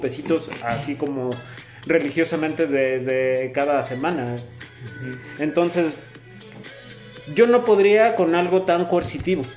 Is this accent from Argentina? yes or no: no; Mexico